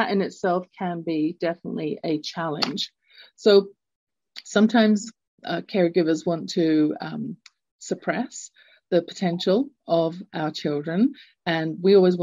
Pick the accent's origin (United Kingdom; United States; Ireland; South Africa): United Kingdom; England; moved away; I grew up in England. You can tell from my accent. I'm not born in the States, in the US, in Canada